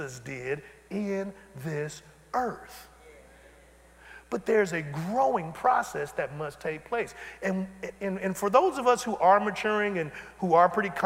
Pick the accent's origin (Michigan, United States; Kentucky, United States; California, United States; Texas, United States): Michigan, United States; Detroit; I'm from Detroit